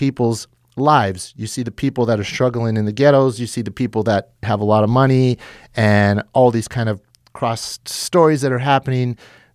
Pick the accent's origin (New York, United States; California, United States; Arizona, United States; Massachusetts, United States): California, United States; McFarland; I grew up in McFarland